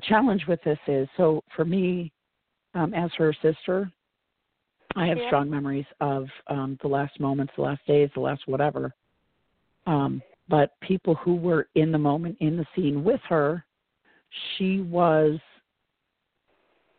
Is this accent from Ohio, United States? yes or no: no; Oswego, New York, United States; my hometown, Oswego, New York